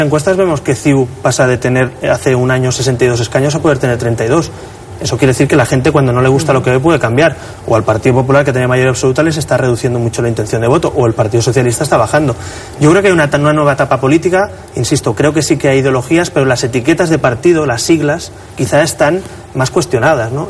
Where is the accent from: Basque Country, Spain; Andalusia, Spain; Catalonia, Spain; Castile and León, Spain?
Catalonia, Spain; En mi tierra